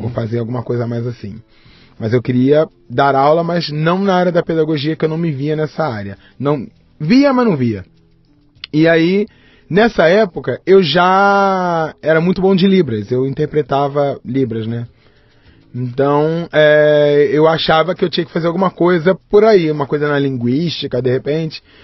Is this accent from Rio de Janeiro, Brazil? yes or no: yes; Rio de Janeiro, Brazil; also born or lived in Jundiaí, São Paulo; Eu nasci no Rio de Janeiro